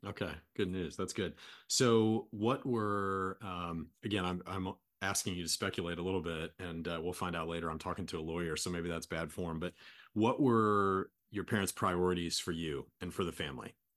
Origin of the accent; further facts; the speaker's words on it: United States; I'm from kind of a small town in America